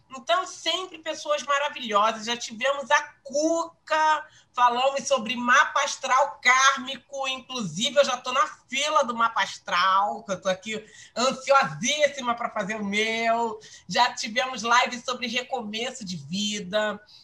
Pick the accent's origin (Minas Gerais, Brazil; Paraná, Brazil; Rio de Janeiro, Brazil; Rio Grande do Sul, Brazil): Rio de Janeiro, Brazil; eu sou uma carioca da gema